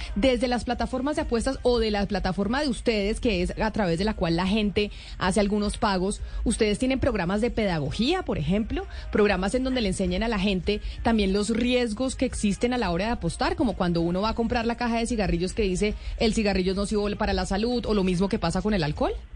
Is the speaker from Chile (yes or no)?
no; Colombia; somos los colombianos